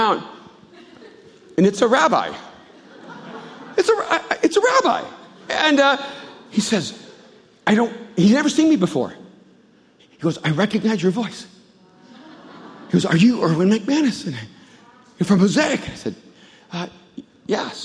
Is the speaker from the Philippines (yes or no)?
no; El Salvador; moved away